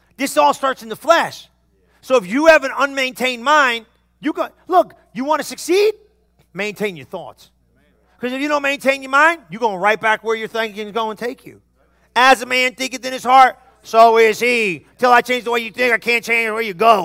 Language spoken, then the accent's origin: English; New Jersey, United States; I'm from New Jersey